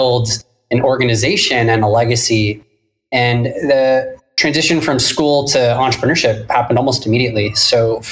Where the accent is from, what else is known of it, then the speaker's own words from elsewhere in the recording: Orange County, Southern California, United States; also born or lived in San Diego; I am born and raised in Southern California. I grew up in Orange County